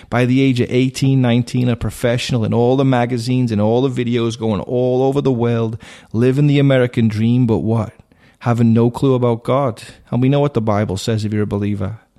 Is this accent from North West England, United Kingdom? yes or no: yes; Liverpool, North West England, United Kingdom; now in United States; I was raised in Liverpool, England.